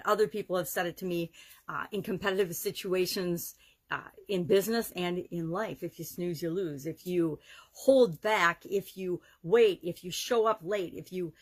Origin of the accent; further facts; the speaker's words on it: Wisconsin, United States; Oshkosh, Wisconsin, my home state